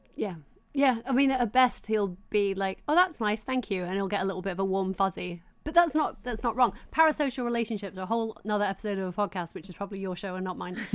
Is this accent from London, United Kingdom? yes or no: no; Doncaster, Yorkshire and the Humber, United Kingdom; growing up in Doncaster